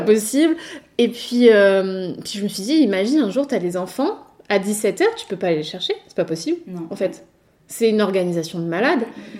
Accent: Nice, Provence-Alpes-Côte d'Azur, France; born or raised there; also born or lived in Paris

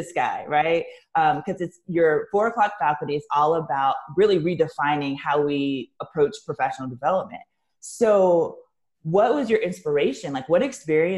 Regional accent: the South, United States; I'm from the South and have worked in a lot of different states in the South

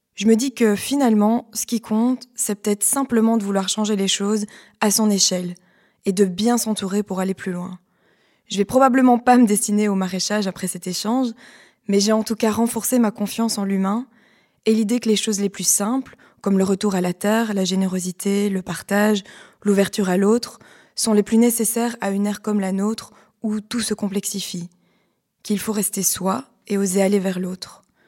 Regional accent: Liège, Wallonia, Belgium; je viens de Liège. J'ai grandi dans une famille avec un compost

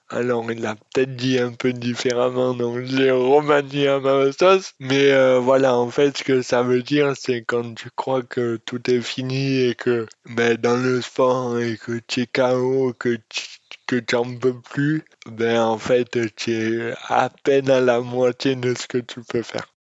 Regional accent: Auriol, Provence-Alpes-Côte d'Azur, France; Oriol, qui est ma ville natale

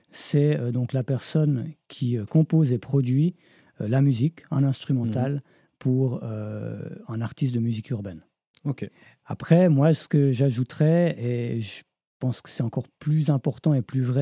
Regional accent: Switzerland

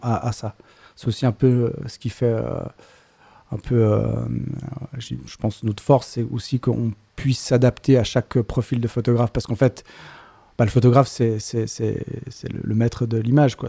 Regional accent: Geneva, Switzerland; Je viens de Genève et je suis donc polygraphe

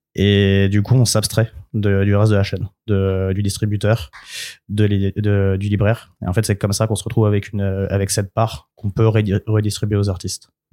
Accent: France; je suis en France parce que je suis français, je vis là

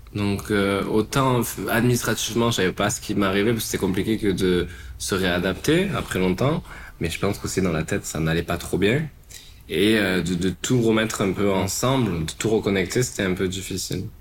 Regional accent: Marseille, Provence-Alpes-Côte d'Azur, France; also born or lived in London / Australia / Los Angeles; now in Paris, France; j'ai 26 ans, je viens de Marseille et je suis photographe. Je suis arrivé à Paris en 2018

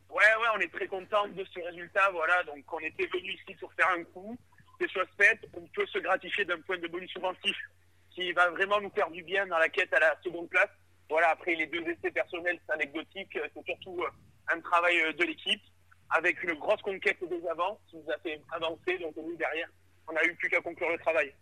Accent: Brive-la-Gaillarde, Nouvelle-Aquitaine, France; moved away; Je suis originaire de Brive

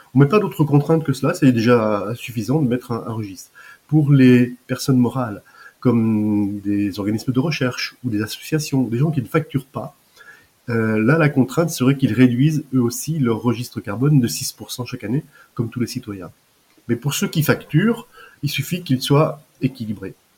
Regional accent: Deux-Sèvres, Nouvelle-Aquitaine, France; moved away as an adult; also born or lived in Paris; je suis originaire des Deux-Sèvres où j'habite encore en Deux-Sèvres parce que je suis revenu après ma fin d'activité

